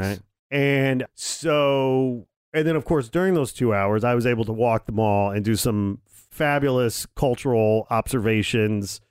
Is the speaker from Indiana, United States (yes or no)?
yes; Indiana, United States; moved away; I'm from Indiana.